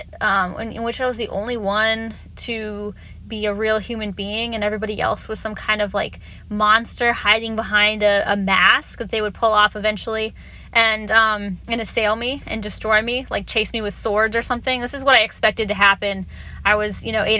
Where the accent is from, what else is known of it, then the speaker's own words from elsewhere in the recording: Orlando, Florida, United States; I grew up in Orlando, Florida